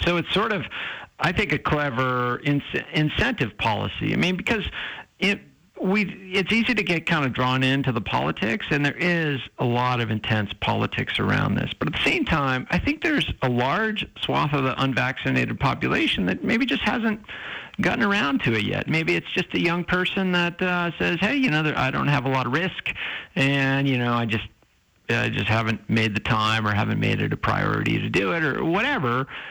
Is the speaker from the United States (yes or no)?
yes; New Hampshire, United States; moved away; I grew up in New Hampshire